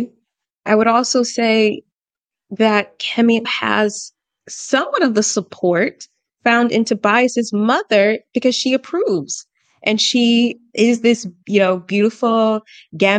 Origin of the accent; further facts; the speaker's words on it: Atlanta, Georgia, United States; I'm from Atlanta